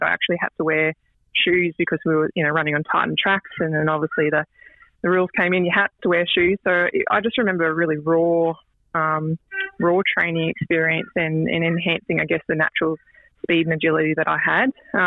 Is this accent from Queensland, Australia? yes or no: yes; Cape York Peninsula, Queensland, Australia; moved away; also born or lived in Thursday Island / Bamaga / Melbourne; Grew up in, obviously, the Cape region. Was born on Thursday Island.